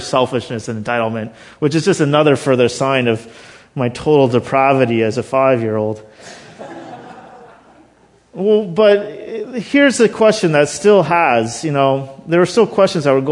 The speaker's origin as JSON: {"language": "English", "town": "Thunder Bay", "region": "Ontario", "country": "Canada", "tie": "born or raised there", "said": "I was born in Thunder Bay"}